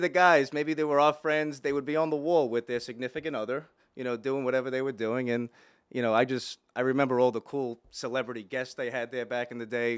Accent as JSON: {"language": "English", "town": "Plainview", "region": "New York", "country": "United States", "tie": "born or raised there", "also_born_or_lived": "Dix Hills", "said": "I grew up in Plainview"}